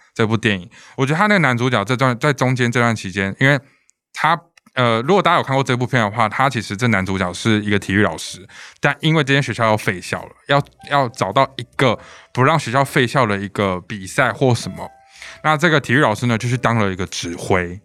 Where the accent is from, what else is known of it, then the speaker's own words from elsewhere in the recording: Taiwan; 我们身在一个台湾民族的国家